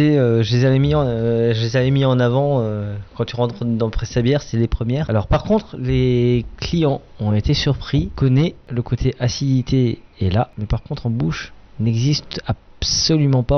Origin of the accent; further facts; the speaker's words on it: Grand Est, France; Je suis un Alsacien